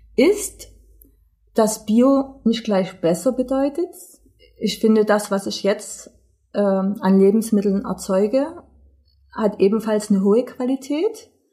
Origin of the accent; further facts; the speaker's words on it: East Germany, Germany; bei uns in Ostdeutschland